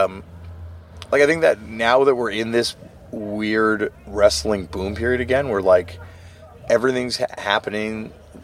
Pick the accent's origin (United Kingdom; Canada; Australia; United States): Canada; As a Canadian